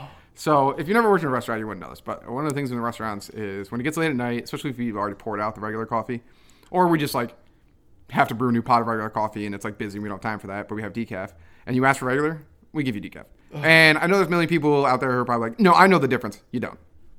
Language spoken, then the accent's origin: English; East Greenbush, New York, United States; I grew up in East Green Bush, where there's like 15 Dunkin' Donuts in like one town